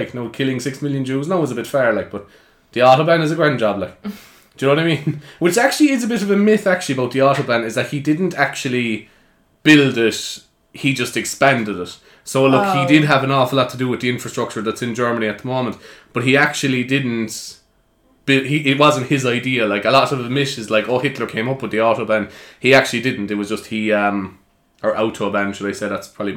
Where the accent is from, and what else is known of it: Carrigtwohill, Cork, Munster, Ireland